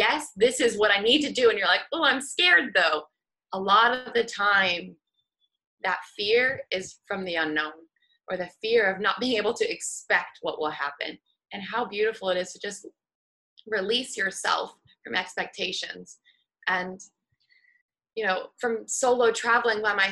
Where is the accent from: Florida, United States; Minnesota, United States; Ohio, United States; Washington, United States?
Washington, United States; Seattle; moved away; I'm from Seattle originally